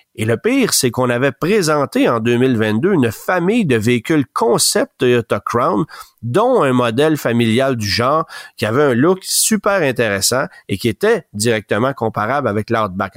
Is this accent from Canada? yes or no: yes; Canada; chez nous, au Canada